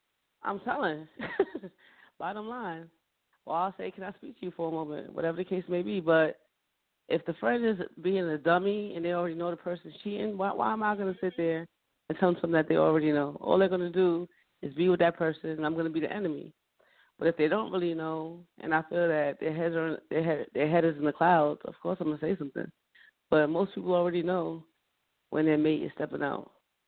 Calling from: Carteret, New Jersey, United States; I'm calling from Carteret, New Jersey.

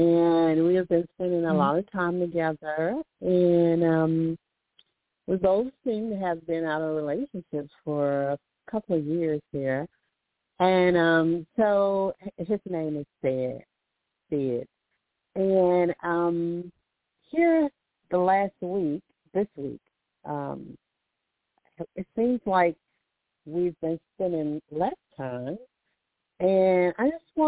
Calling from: Alabama, United States; I'm calling from Alabama.

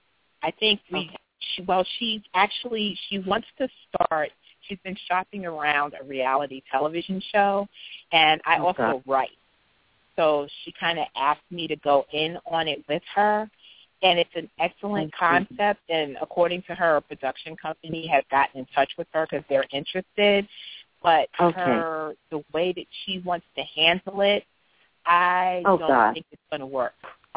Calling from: Philadelphia, Pennsylvania, United States; I'm coming from the East Coast, from the Philadelphia area.

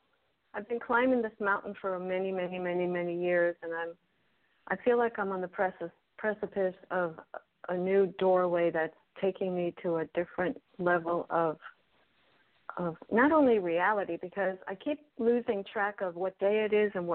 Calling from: Miami, Florida, United States

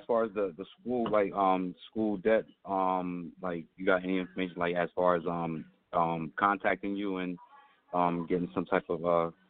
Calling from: New Jersey, United States; I'm calling from New Jersey.

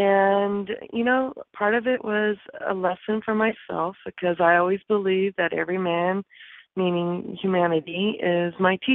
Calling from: California, United States; I'm also calling from California.

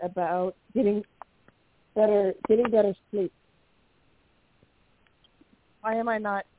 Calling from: Washington, United States; from Washington State.

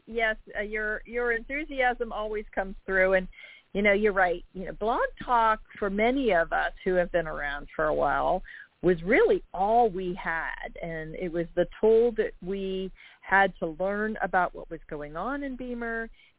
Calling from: Jacksonville, Florida, United States; I'm calling from Jacksonville, Florida.

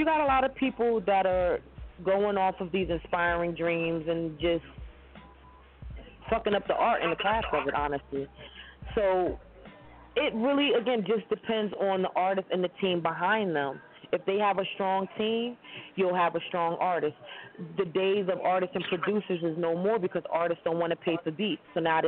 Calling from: Brooklyn, New York, United States; Calling from Brooklyn, New York.

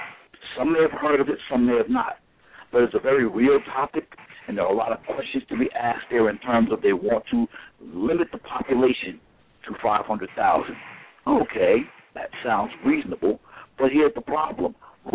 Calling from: New York City, New York, United States; from New York City.

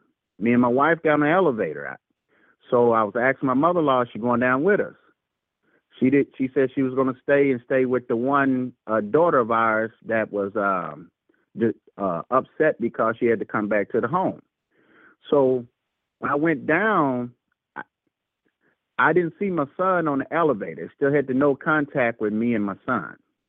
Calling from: Louisville, Kentucky, United States; Okay, we're returning from Louisville from last week call. Louisville, Kentucky.

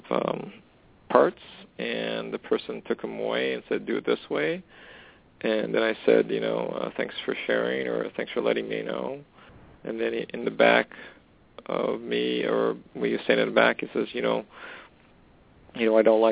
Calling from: Canada; calling from Canada?

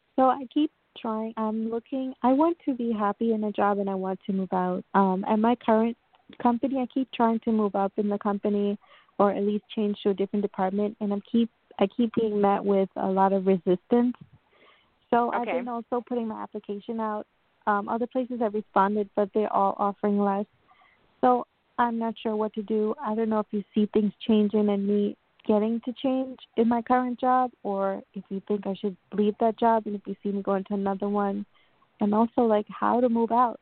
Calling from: New York, United States; I'm calling from New York

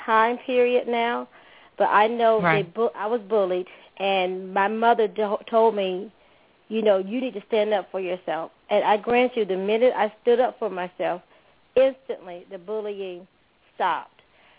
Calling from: Stone Mountain, Georgia, United States; I'm …. I'm calling from Stone Mountain.

